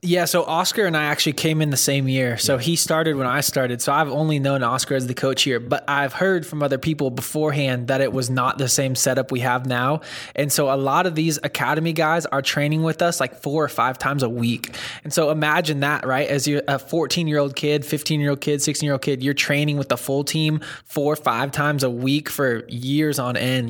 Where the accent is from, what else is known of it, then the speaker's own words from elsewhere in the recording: Northern California, United States; moved away as an adult; also born or lived in Santa Monica, California; now in Dallas, United States; so I grew up in Northern California and then lived in Southern California, like Santa Monica, for a while